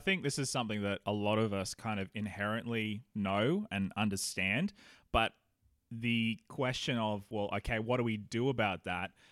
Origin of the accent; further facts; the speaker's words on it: Australia; now in New Zealand; Australians like you and me